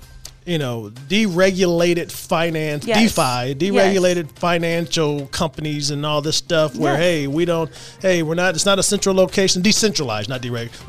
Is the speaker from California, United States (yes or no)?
no; Texas, United States; I'm from Texas.